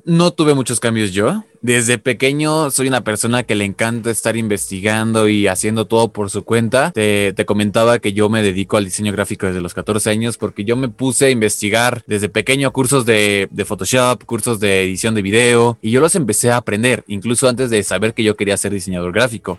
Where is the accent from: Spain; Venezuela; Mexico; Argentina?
Mexico; soy mexicano